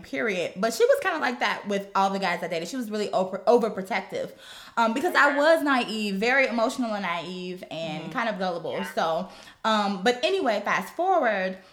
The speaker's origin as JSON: {"language": "English", "town": "Gary", "region": "Indiana", "country": "United States", "tie": "born or raised there", "also_born_or_lived": "Chicago", "moved": "as an adult", "said": "I was born and raised in Gary, Indiana."}